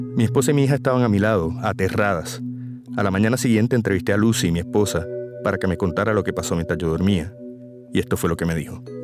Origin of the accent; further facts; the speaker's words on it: Puerto Rico; Los puertorriqueños somos ciudadanos estadounidenses